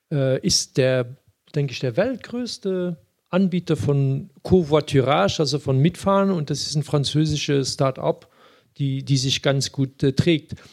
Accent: Luxembourg; das Sprachproblem habe ich natürlich als Luxemburger äh, weniger

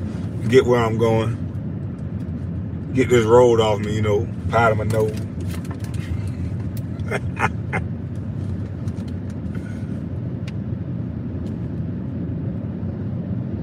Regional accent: Brunswick, United States; we are from Brunswick

